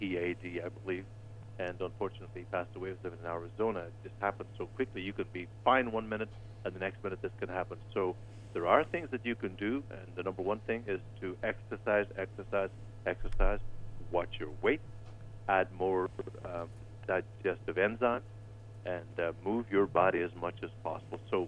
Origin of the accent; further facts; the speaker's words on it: Ireland; moved away; I'm from Ireland.